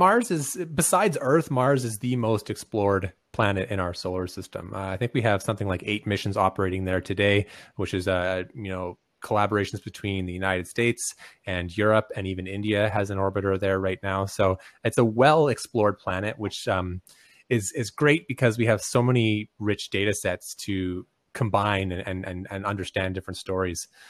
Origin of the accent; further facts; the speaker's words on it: Canada; I'm Canadian